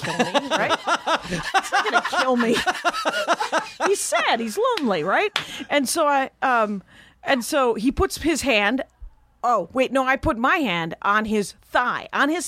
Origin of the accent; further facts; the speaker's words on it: Milwaukee, Wisconsin, United States; This is in Milwaukee. I grew up in Milwaukee.